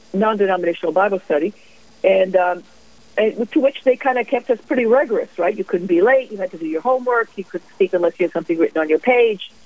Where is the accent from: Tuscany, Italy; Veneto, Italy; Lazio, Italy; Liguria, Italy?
Lazio, Italy; Rome; moved away as an adult; also born or lived in Ann Arbor, Michigan; now in Kentucky, United States; I grew up in Italy, in Rome, basically in the shadow of the Vatican.